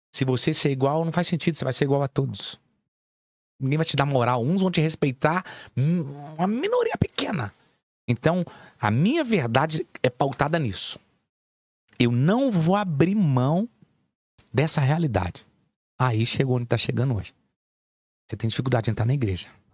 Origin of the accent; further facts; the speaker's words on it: Belo Horizonte, Minas Gerais, Brazil; also born or lived in Nova Lima; eu vim da favela, irmão. Vim do Morro, pra, morro das Pedras.